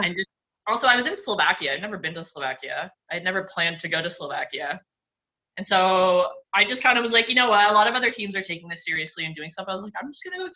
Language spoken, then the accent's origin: English; Canada; as a Canadian